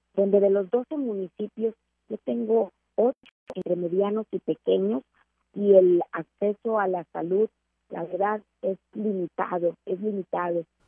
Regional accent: San Buenaventura, Coahuila, Mexico; 17 como notario público aquí en mi municipio, en mi pueblo natal, San Buenaventura

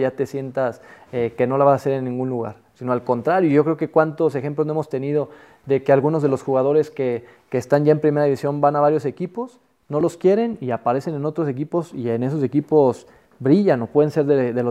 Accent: Mexico; los jugadores que, que a mí me tocaron, nosotros como mexicanos

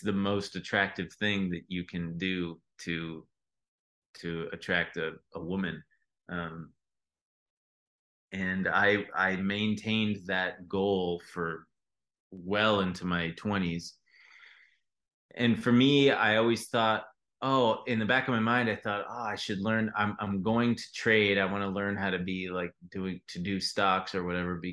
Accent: Long Beach, California, United States; now in Los Angeles, United States; I'm from Long Beach

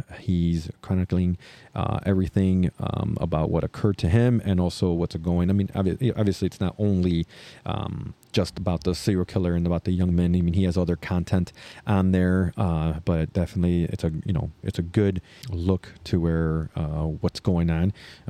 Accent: Chicago, Illinois, United States; I'm a Chicagoan, so I'm very interested about Chicago.

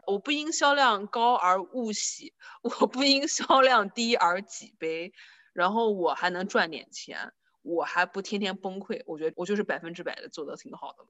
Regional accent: northern Jiangsu, China; moved away; 在我们苏北那边，就是放鞭炮是一个特别，特别，特别隆重的一个事情

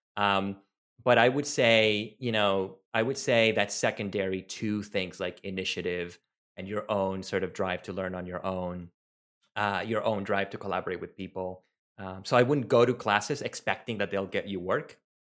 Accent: Venezuela; first language Spanish; English is a second language; I'm from Venezuela. My native language is Spanish.

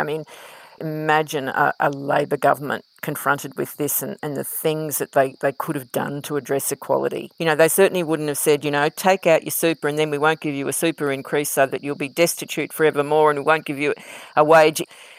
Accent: Queensland, Australia; moved away; I lost my home and I left my home state, though I will always be a Queenslander.

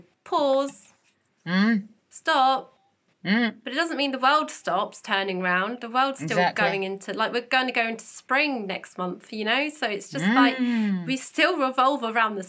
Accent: United Kingdom; we're British

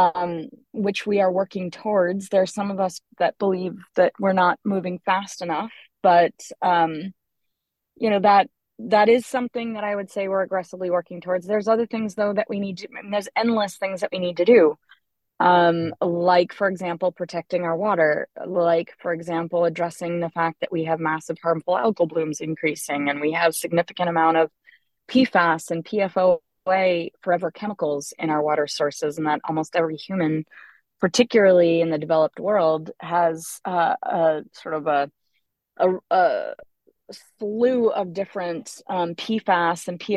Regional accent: Trumansburg, near Ithaca, New York, United States; I grew up in Schumannsburg, actually, on a dirt road

